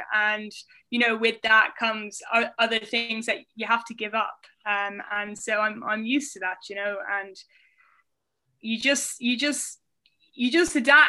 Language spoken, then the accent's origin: English; Ireland; also born or lived in Basingstoke, England / Indiana, United States / Vienna, Austria; I was born in England. I was born in Basingstoke Hospital, and then we moved to Indiana in the States for 3 years. Then we moved to Vienna in Austria, and then we came back to Ireland when I was about 9.